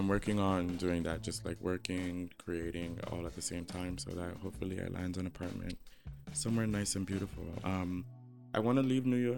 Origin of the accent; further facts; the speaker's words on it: Nigeria; I'm from Nigeria